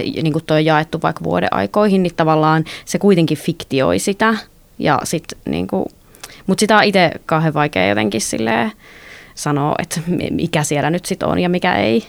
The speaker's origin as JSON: {"language": "Finnish", "region": "North Karelia", "country": "Finland", "tie": "born or raised there", "said": "mä oon kotoisin sieltä Pohjois-Karjalasta"}